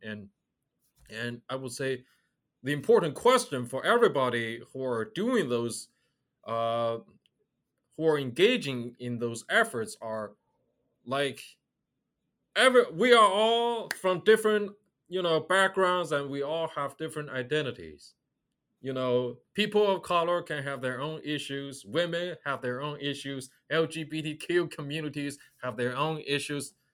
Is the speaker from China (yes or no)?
yes; China; moved away as an adult; I grew up in China.